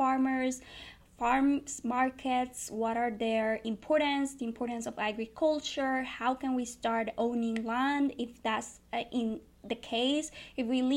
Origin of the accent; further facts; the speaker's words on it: Río Grande, Puerto Rico; I come from Puerto Rico. I was born and raised in Rio Grande.